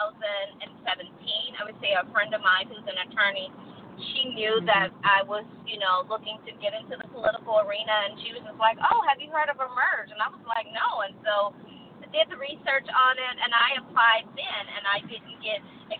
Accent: Texas, United States; moved away as an adult; also born or lived in Colorado; now in Albany, United States; I was born, raised in Texas, moved out of my mother's home when I was 19, 20 years old.

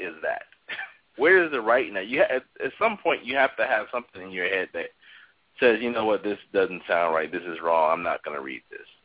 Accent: Chicago, Illinois, United States; I grew up on the South Side of Chicago, um, which was majority African American

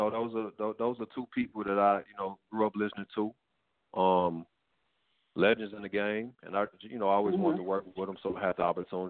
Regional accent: Memphis, Tennessee, United States; also born or lived in Atlanta; now in Los Angeles, United States; I'm from Memphis. I live in L.A.

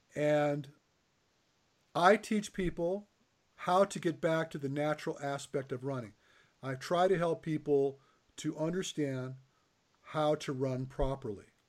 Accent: Michigan, United States; I grew up in Michigan

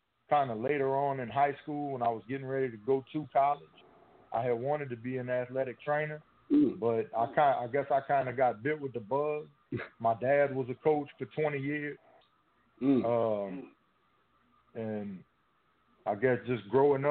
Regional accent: Franklin, Louisiana, United States; accent: swamp talk; Franklin, Louisiana

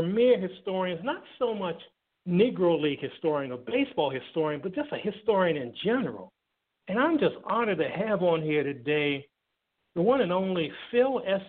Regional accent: Thailand; now in United States; be it in my hometown in Thailand

